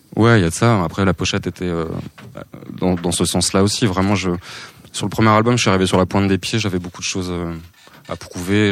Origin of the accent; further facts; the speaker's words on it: Saint-Brieuc, Brittany, France; Je suis né à Saint-Brieuc